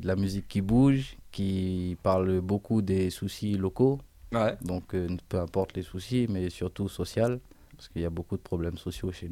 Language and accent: French; Réunion; moved away as an adult; also born or lived in Tarn; now in Albi, France; je viens de La Réunion. Ça fait 9 ans que je suis en métropole